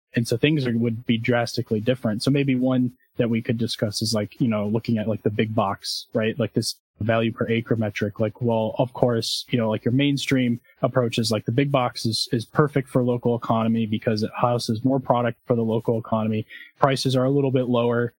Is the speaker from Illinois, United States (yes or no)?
yes; Zion, Illinois, United States; my hometown of Zion